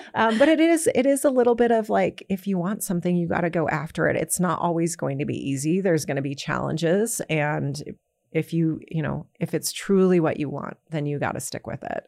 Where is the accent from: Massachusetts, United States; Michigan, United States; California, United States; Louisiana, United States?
California, United States; San Jose; Well, I grew up in San Jose, California.